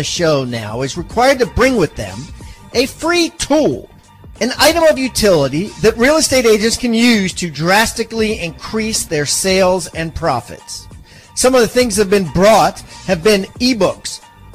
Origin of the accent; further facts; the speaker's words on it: suburb of Baltimore, Maryland, United States; I'm from suburb of Baltimore, Maryland.